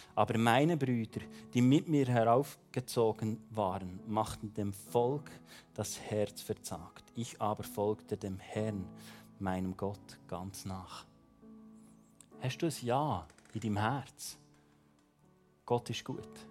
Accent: Bern, Switzerland; ich bin ja Berner

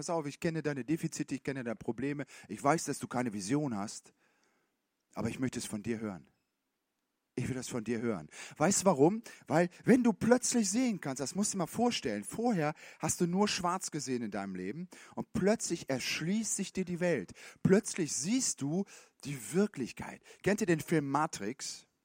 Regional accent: Switzerland; Man hat doch als Schweizer auch, ich meine, als, ähm, Ne, muss man auch im Schema haben.

